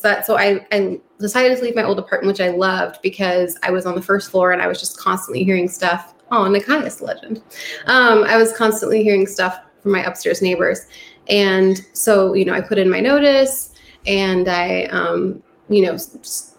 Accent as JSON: {"language": "English", "region": "New York", "country": "United States", "moved": "yes", "said": "I'm from New York"}